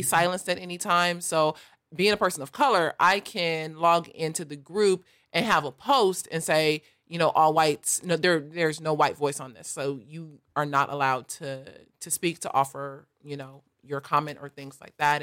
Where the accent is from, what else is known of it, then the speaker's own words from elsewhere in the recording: Los Angeles, California, United States; I grew up in South